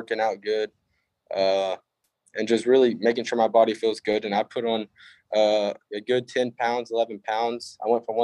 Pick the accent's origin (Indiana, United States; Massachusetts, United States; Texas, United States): Texas, United States; Barbers Hill High School; We are a 5A. So in Texas, it goes up to 6A